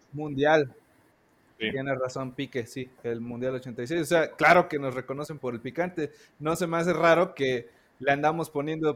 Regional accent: Veracruz, Mexico; now in Mexico City, Mexico; yo soy originario de Veracruz, pero vivo en el Distrito Federal.

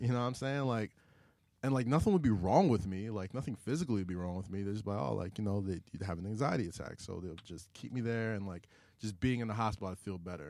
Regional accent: New York City, New York, United States; I was growing up in Staten Island

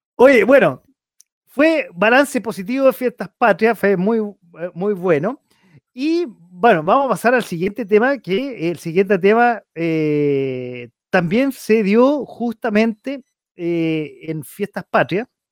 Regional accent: Chile; como simple chileno

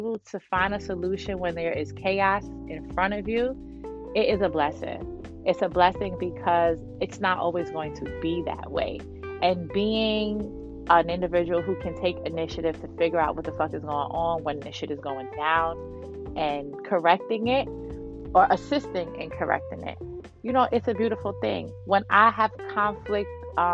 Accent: New York City, New York, United States; I'm from Brooklyn, New York

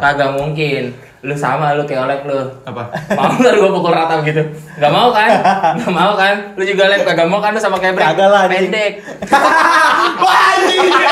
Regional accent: Betawi, Jakarta, Indonesia; gua latar belakangnya gua asli orang Betawi

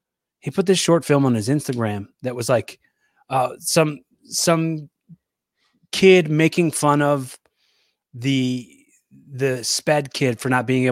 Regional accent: Philadelphia, Pennsylvania, United States; From Philly.

